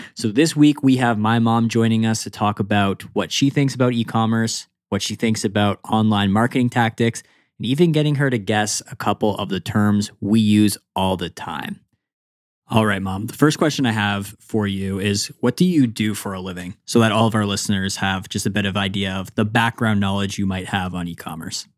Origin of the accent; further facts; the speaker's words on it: Canada; I am Canadian